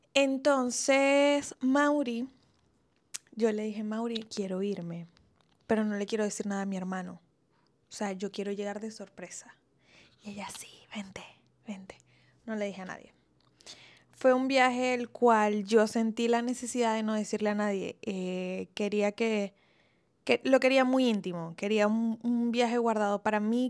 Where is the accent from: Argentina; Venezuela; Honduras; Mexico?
Venezuela; also born or lived in Italy; now in Colombia; los dos somos venezolanos